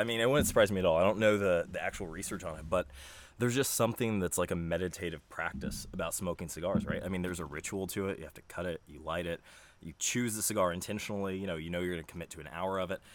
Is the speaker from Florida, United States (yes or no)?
yes; close to Tampa, Florida, United States; I grew up in Florida